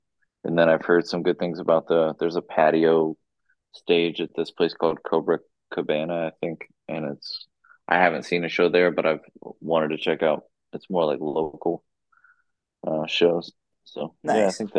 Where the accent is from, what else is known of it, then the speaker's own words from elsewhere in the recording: Austin, Texas, United States; moved away as an adult; also born or lived in Seattle, Washington; now in Richmond, United States; I really liked just playing in Austin, like my hometown.